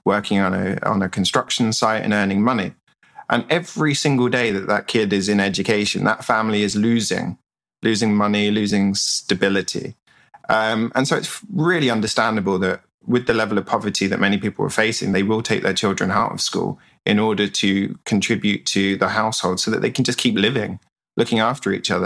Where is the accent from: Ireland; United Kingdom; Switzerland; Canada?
United Kingdom; England; moved away as an adult; now in Vietnam; I'm from England